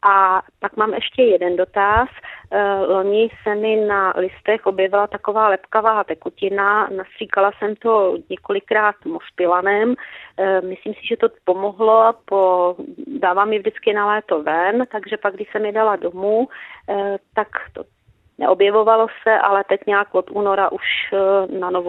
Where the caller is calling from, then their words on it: South Bohemian Region, Czechia; jsem posluchačka z Jindřichohradecka